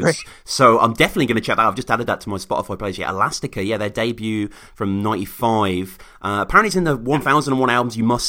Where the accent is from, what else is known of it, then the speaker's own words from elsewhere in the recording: United Kingdom; I like …, like every fucking British kid, like, you know, we grew up on …